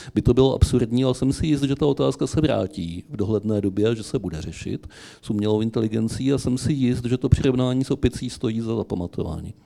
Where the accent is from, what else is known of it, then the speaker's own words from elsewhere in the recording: Vysočina Region, Czechia; u nás na Vysočině